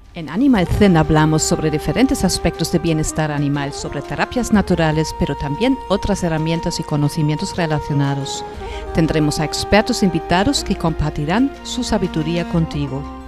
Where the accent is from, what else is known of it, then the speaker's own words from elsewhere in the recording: Germany; moved away; mi país de origen, Alemania